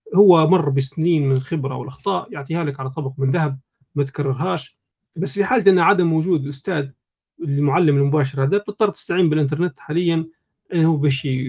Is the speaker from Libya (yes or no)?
yes; Libya; احنا ليبيين